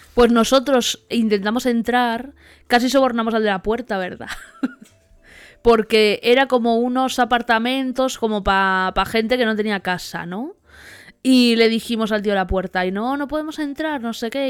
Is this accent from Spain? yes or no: yes; Spain; vengo de España